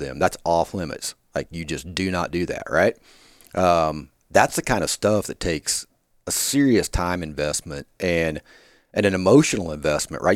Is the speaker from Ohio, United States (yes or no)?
no; Kansas, United States; moved away as an adult; also born or lived in Davis, California; now in Arkansas, United States; I grew up in Kansas